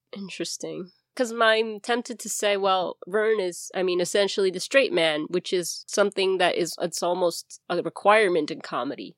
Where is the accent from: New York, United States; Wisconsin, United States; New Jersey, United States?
New York, United States; New York City; accent: Bronx; my Bronx accent